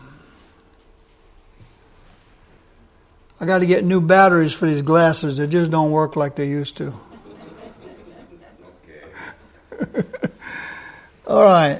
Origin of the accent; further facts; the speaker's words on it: South Louisiana, United States; I'm from South Louisiana.